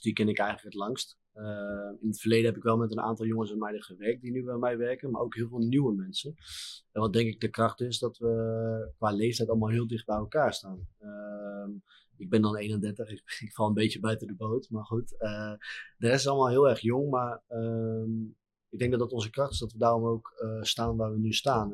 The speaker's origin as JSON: {"language": "Dutch", "town": "Harderwijk", "region": "Gelderland", "country": "Netherlands", "tie": "born or raised there", "said": "in Harderwijk, mijn woonplaats, eh, mijn geboortestad."}